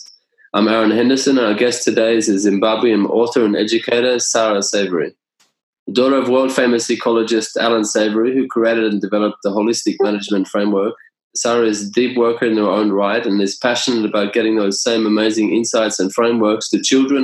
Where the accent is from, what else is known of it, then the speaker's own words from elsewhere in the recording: Australia; I'm from Australia.